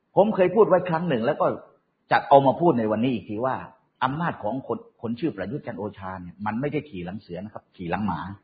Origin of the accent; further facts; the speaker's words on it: Southern Thailand, Thailand; ผมเป็นคนใต้คนหนึ่ง